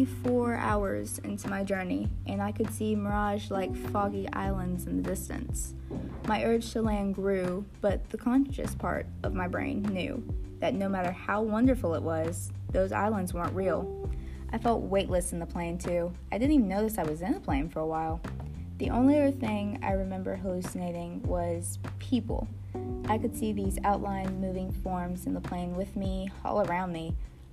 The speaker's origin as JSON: {"language": "English", "town": "Washington", "region": "District of Columbia", "country": "United States", "tie": "born or raised there", "also_born_or_lived": "Detroit, Michigan", "said": "Well, actually, I was born in Detroit, Michigan, but I spent most of my childhood in Washington because my father was a U.S. congressman."}